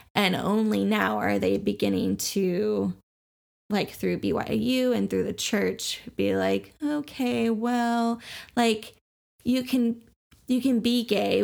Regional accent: Oklahoma, United States; We grew up in Oklahoma, where Christianity was the status quo

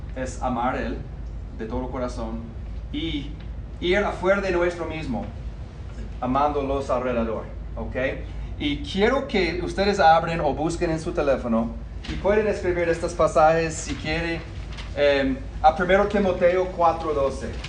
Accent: United States; Spanish is a second language; moved away; yo nací en el norte, en los Estados Unidos

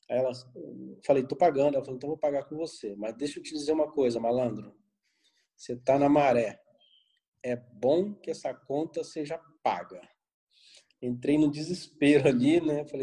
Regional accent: Rio de Janeiro, Brazil; accent: Rio; now in São Paulo, Brazil; Na verdade, eu sou carioca, né? Sou analista de sistema, embora não tenha mais tanto sotaque do Rio, que já moro em São Paulo há quase dois

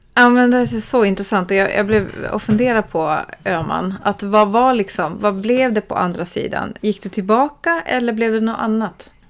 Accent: Sweden; moved away as an adult; also born or lived in Helsinki, Finland / Switzerland; jag pratar ju finska med min mamma här i Sverige så jag kan ju finska

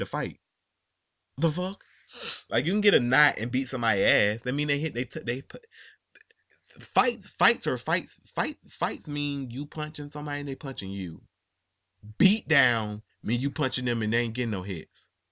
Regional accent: New York, United States; I'm from New York

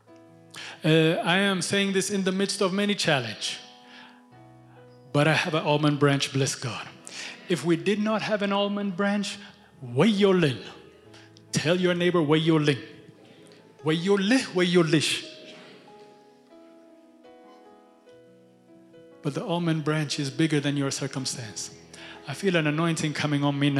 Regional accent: Ethiopia; now in United States; I'm a missionary from Ethiopia to America.

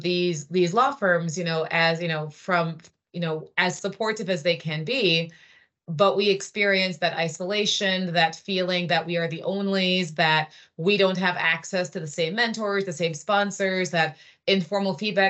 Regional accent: Jamaica; also born or lived in Trinidad and Tobago; But I grew up in the Caribbean and I lived in Jamaica and Trinidad. And then I went to Princeton University when I was 17.

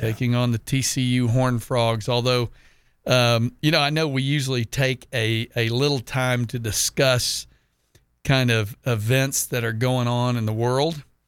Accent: Texas, United States; now in Jacksonville, United States; my home state of Texas

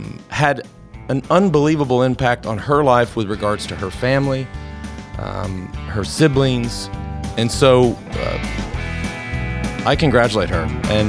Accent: Dallas, Texas, United States; I grew up in Dallas. You don't want to live in Dallas.

